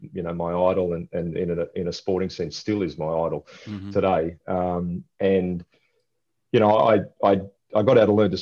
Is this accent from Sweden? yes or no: no; Tweed Heads, New South Wales, Australia; moved away as an adult; also born or lived in Newcastle, Australia; now in Atlanta, United States; I was born in Newcastle, and pretty quickly my family moved us up to Tweed Heads, like right on the border from New South Wales, Queensland